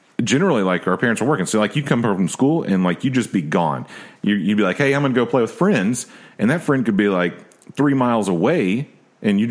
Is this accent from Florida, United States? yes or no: no; Nashville, Tennessee, United States; I grew up here as well